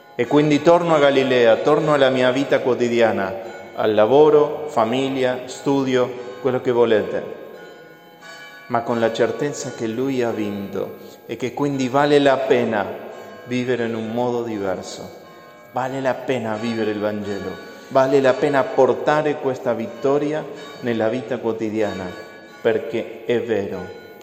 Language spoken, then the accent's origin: Italian; Argentina; moved away; Io sono dell'Argentina